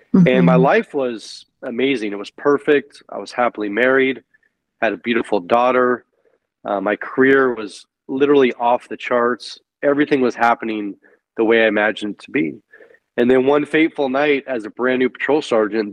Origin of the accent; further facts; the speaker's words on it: San Francisco Bay Area, California, United States; I'm originally from California, the San Francisco Bay Area.